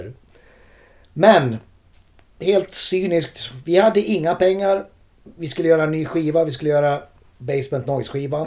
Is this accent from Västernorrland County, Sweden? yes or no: no; Borlänge, Dalarna County, Sweden; moved away as an adult; also born or lived in Gothenburg; Vi har inte bott där på 30 år vilket gör att de faktiskt gillar oss i hemstaden